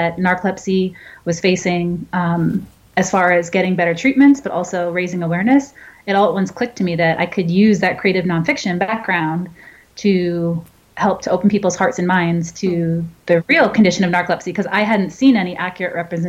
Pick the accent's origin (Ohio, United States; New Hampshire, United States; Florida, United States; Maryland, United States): New Hampshire, United States; now in Los Angeles, United States; I'm from New Hampshire. I grew up with snow.